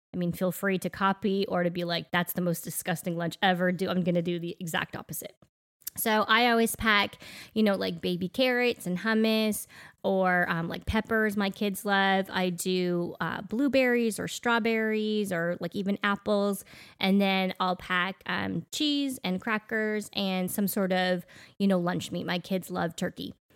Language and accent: English; Canada; now in Middle Tennessee, United States; growing up in Canada, I don't know about you, Daniel, but our schools never had air conditioning